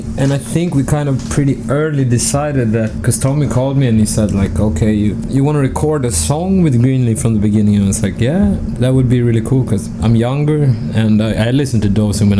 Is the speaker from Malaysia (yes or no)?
no; Falun, Dalarna County, Sweden; also born or lived in Stockholm; I'm originally from Stockholm, but I grew up in a town called Falun, which is really close to Tommy's town, Borlänge